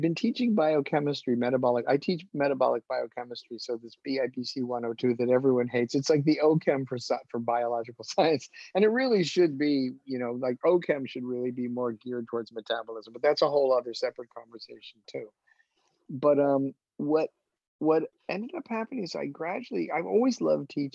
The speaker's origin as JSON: {"language": "English", "region": "New York", "country": "United States", "moved": "yes", "said": "my people are all from New York. I'm from New York."}